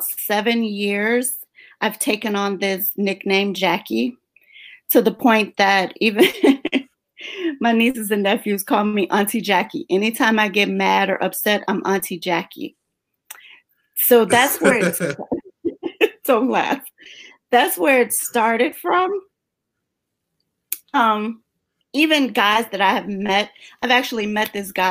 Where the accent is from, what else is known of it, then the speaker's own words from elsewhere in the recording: Chicago, Illinois, United States; now in Florida, United States; Born and raised in Chicago